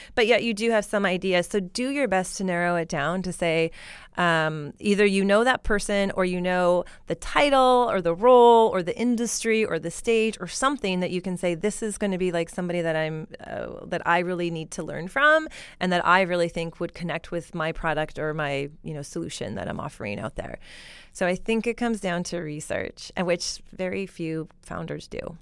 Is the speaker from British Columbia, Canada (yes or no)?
no; Alberta, Canada; now in Silicon Valley, United States; I'm from Alberta